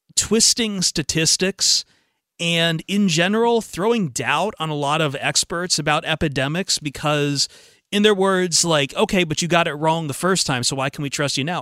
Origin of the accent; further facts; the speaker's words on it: Toledo, Ohio, United States; I grew up in Toledo